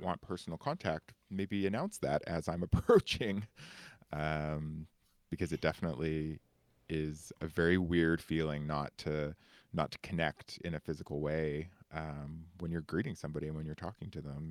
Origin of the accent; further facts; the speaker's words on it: Canada; token Canadian